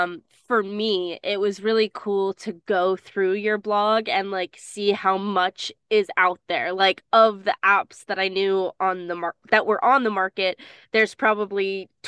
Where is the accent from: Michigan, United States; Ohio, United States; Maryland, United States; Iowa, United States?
Maryland, United States; now in Chester County, Pennsylvania, United States; I grew up in Maryland